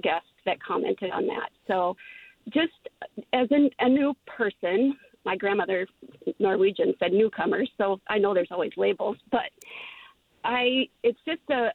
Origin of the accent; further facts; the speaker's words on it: Midwest, United States; moved away as an adult; now in Harpswell, United States; I'm born and raised in the Midwest.